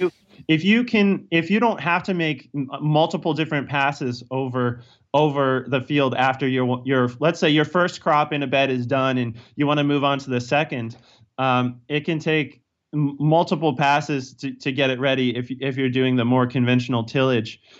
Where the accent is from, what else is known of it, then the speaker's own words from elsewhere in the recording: Virginia, United States; also born or lived in Pennsylvania; now in Cornville, United States; I'm originally from Virginia